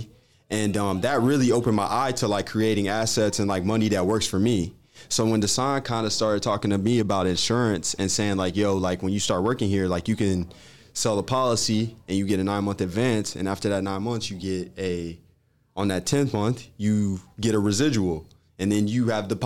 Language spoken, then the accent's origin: English; Twinsburg, Ohio, United States; also born or lived in Cleveland, Ohio; I'm from Twinsburg, Ohio, Cleveland, Ohio, originally born and raised.